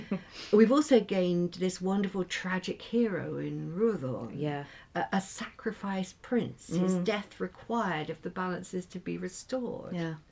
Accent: England, United Kingdom; moved away; also born or lived in Ireland; I was born in England.

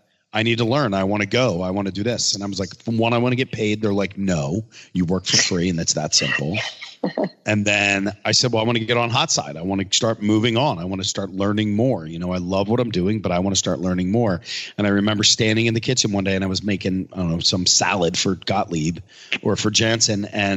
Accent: Bala Cynwyd, Pennsylvania, United States; when I grew up in Bala Cimlet.

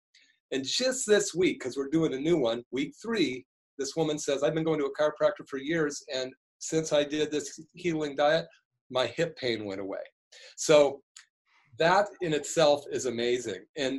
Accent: Berkeley, California, United States; I grew up in Berkeley in the 60s

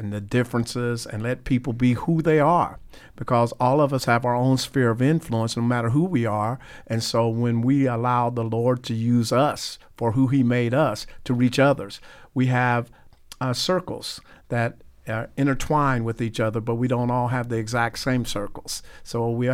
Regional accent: Terre Haute, Indiana, United States; I'm from Terre Haute

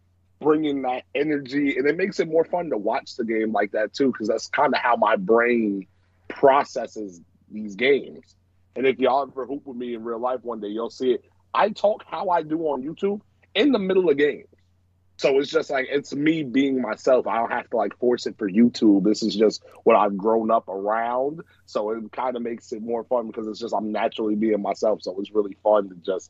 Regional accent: New Jersey, United States; I'm from Jersey

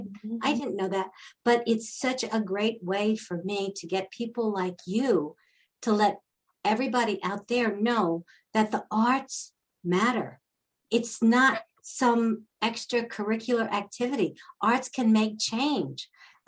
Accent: Long Island, New York, United States; what I knew when I was growing up on Long Island

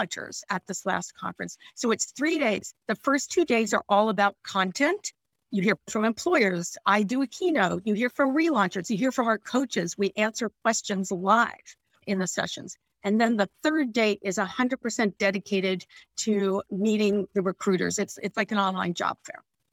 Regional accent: Long Beach, California, United States; now in Boston, United States; I'm from Southern California, even though I live in Boston. I grew up in Long Beach, California

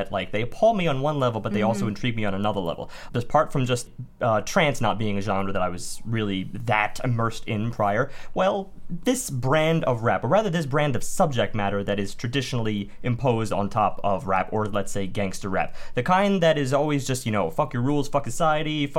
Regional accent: New York City, New York, United States; growing up in Staten Island

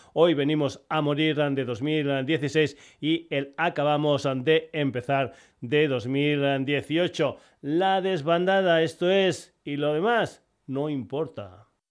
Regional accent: Badajoz province, Extremadura, Spain; En mi tierra, en la población pacense de Puerto Urraco

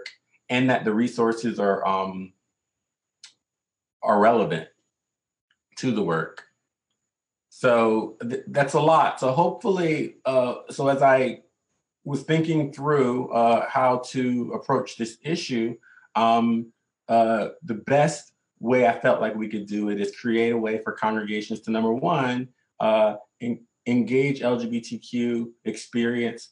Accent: the South, United States; now in New York City, United States; growing up in the South

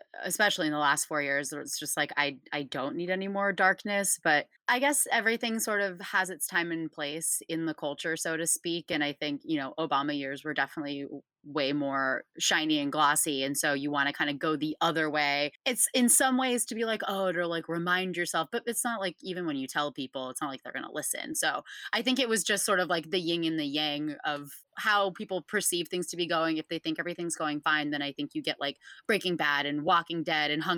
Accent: Burbank, California, United States; I grew up in Burbank

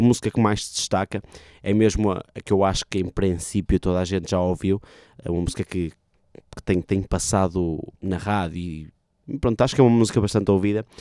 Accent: Vila Nova de Gaia, Norte, Portugal; Vila Nova de Gaia, terra de onde eu sou

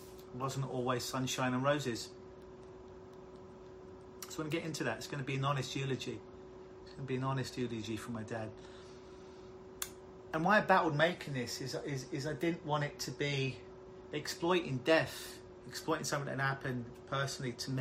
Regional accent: London, United Kingdom; now in Toronto, Canada; if you haven't told by my accent, I'm originally from London, England

